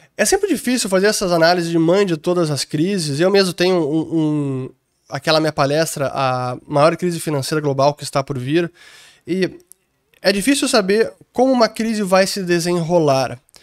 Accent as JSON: {"language": "Portuguese", "town": "Porto Alegre", "region": "Rio Grande do Sul", "country": "Brazil", "also_born_or_lived": "London", "said": "Eu sou de Porto Alegre"}